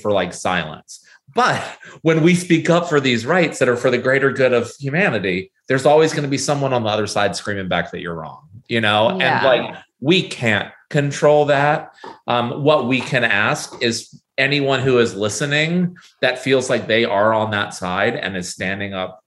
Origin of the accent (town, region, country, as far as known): United States